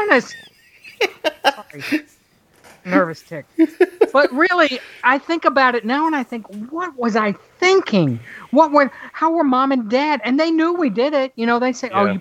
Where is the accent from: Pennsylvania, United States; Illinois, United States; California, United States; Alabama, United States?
Alabama, United States; now in Georgia, United States; Then we moved to Alabama for 11 years